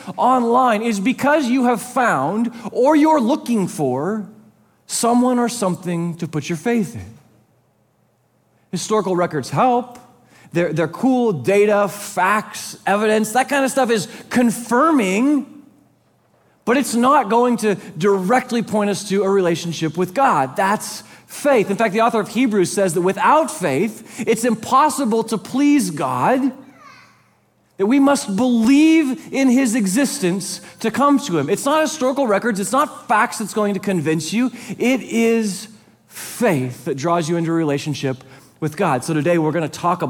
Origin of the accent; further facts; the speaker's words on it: West Coast, United States; now in East Coast, United States; I'm from the West Coast. We eat In-N-Out Burger.